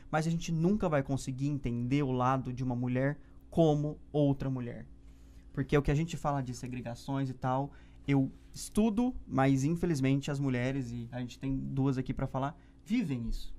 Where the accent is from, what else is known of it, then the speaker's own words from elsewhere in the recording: Ribeirão Preto, São Paulo, Brazil; also born or lived in Uberlândia; Ribeirão, que é onde eu nasci, cresci e aprendi a amar também a cidade